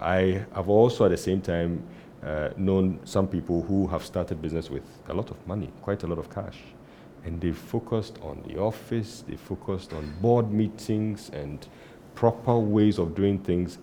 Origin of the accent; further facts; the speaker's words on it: Tema, Greater Accra, Ghana; I grew up in Tema